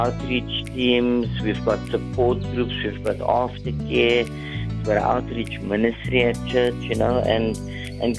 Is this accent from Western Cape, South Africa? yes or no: yes; Cape Town, Western Cape, South Africa; also born or lived in Hanover Park; Grew up with my mom, and we actually grew up in like a middle-class suburb in Lansdowne. I was born in Hanover Park